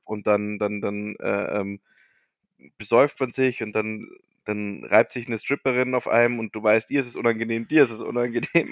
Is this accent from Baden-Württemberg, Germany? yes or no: no; Bavaria, Germany; bei uns in Bayern